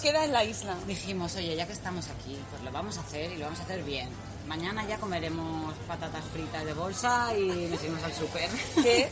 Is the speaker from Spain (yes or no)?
yes; Spain; somos españolas